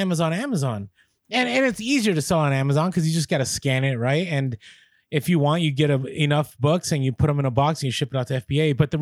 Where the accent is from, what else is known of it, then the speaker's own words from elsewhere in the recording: San Francisco, California, United States; The reason I get it is because I grew up in the Bay Area in San Francisco, and people are just mean out there.